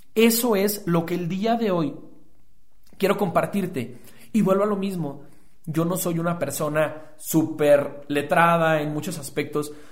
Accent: Guadalajara, Jalisco, Mexico; soy un emprendedor tapatío

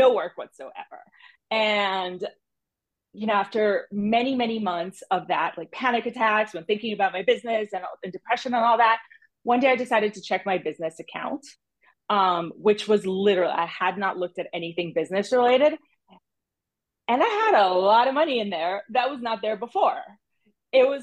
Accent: Brazil; moved away; also born or lived in United States; I was living in my hometown back in Brazil. So I had, you know, grown up, done all the things in the US, gone back to Brazil.

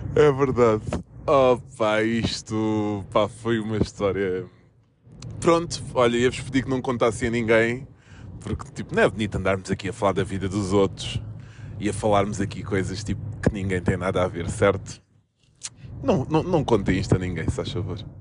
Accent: Almada, Setúbal, Portugal; Eu sou da Margem Sul, Almada, Laranjeiro, Praça da Portela

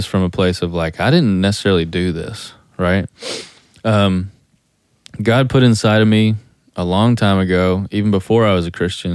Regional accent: Eastern Kentucky, United States; I'm from Eastern Kentucky

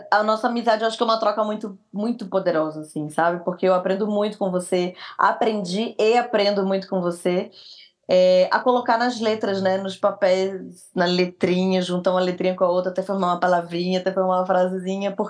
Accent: Rio de Janeiro, Brazil; moved away; Eu vim do Rio para São Paulo. Falei, eu vou atrás dessa mulher de qualquer jeito.

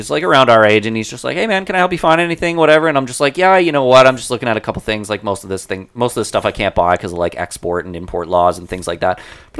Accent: Canada; we're from Canada

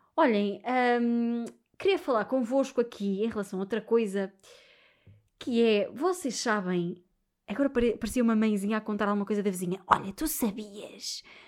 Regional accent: Portugal; sendo portuguesa

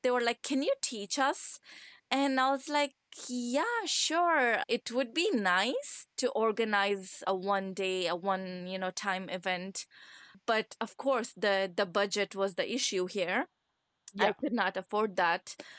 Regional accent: Kandahar, Afghanistan; English is a second language; also born or lived in Scotland; now in Ottawa, Canada; I'm from Kandahar.

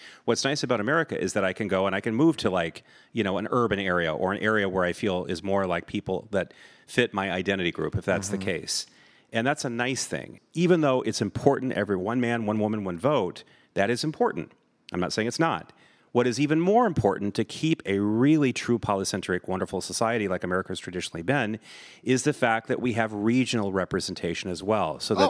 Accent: Vermont, United States; born there; now in California, United States; So it's like, I was born in Vermont. I left. I never looked back.

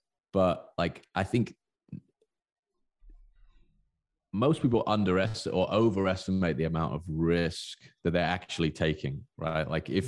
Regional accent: South West England, United Kingdom; born there; I was born in Southwest England.

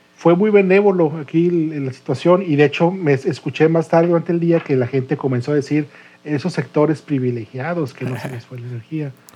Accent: Monterrey, Nuevo León, Mexico; como Regio que no había probado el frío de, menos 7 grados

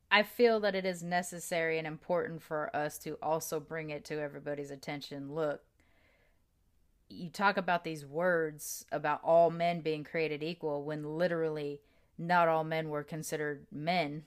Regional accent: United States; I was born in the United States

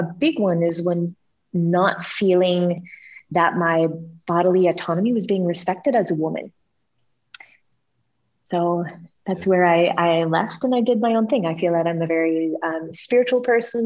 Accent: United States; moved away as an adult; I'm an American Christian

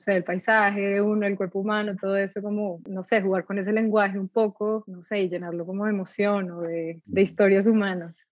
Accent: Pasto, Nariño, Colombia; moved away as an adult; also born or lived in England; yo soy de Pasto, entonces crecí allá, eh, mi familia es de allá

